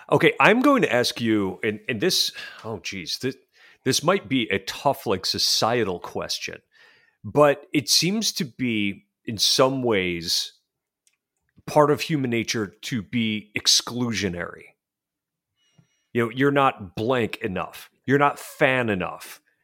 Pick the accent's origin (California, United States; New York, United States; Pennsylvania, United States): New York, United States; Western; I'm from Western New York